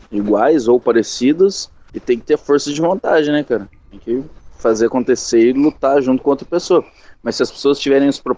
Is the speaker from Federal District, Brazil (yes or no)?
no; interior of São Paulo, Brazil; sou do interior de São Paulo